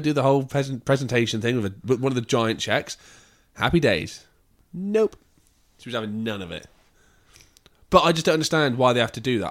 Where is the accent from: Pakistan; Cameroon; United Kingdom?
United Kingdom; England; I'm English, not American